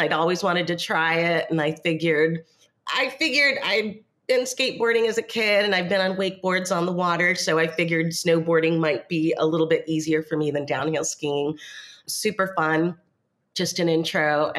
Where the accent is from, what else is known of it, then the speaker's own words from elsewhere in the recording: Oregon, United States; moved away as an adult; also born or lived in Panama / India; now in Coronado, Panama; I grew up in Oregon, so I grew up somewhere that had four seasons.